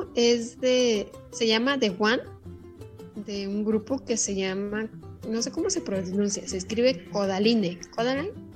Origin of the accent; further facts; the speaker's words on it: Jáltipan, Veracruz, Mexico; Jaltipan, mi tierra